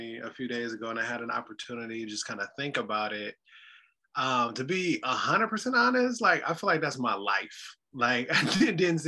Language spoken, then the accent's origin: English; Detroit, Michigan, United States; now in Chicago, United States; I'm originally from Detroit, Michigan